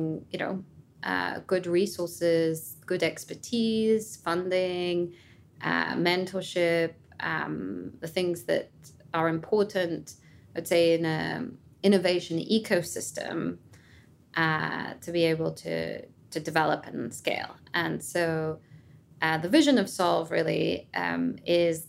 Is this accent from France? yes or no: yes; France; also born or lived in London / New York; now in Boston, United States; I'm French originally